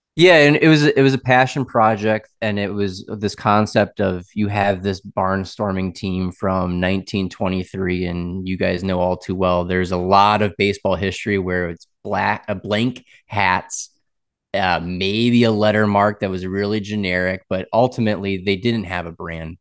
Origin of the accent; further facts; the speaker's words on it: Wisconsin, United States; moved away as an adult; also born or lived in Boston / Raleigh; now in Tampa, United States; born in Boston, grew up in Wisconsin